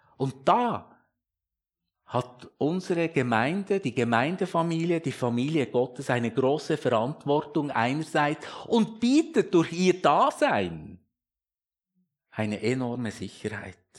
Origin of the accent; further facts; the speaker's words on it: Switzerland; als Schweizer